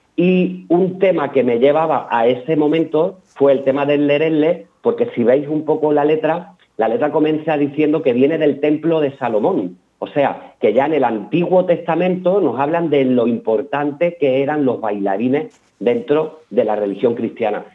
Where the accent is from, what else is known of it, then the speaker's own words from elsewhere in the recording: Peñarroya-Pueblonuevo, Andalusia, Spain; now in Málaga, Spain; yo no soy de Málaga, soy de un pueblecito de Córdoba, Peñarroya, Pueblo sí, Nuevo.